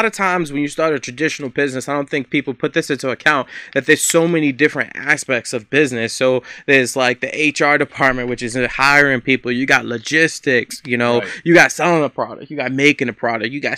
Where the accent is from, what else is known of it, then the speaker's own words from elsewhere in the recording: New York City, New York, United States; now in Buffalo, United States; it's been so amazing living in Buffalo, and I'm from New York City originally